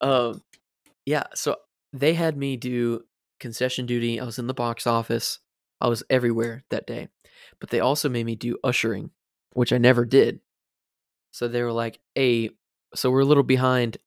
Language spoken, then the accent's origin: English; Florida, United States; growing up in Florida, you have to learn a little bit of Spanish